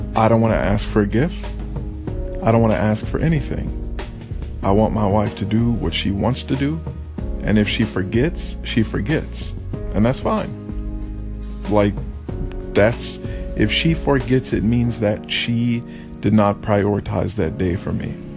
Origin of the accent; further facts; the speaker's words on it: Texas, United States; I come from Texas. I come from the South. This is how I was raised.